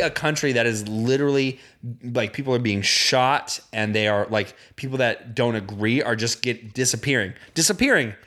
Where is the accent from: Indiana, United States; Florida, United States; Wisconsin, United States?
Indiana, United States; I grew up in Indiana.